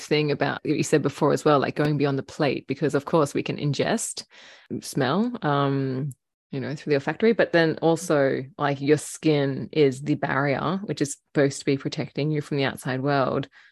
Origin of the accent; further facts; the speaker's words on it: Australia; growing up in Australia